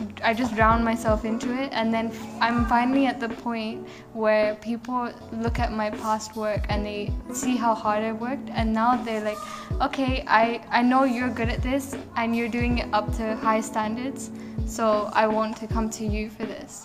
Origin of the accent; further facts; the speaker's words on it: England, United Kingdom; I'm from England, so I don't really know much about my culture at all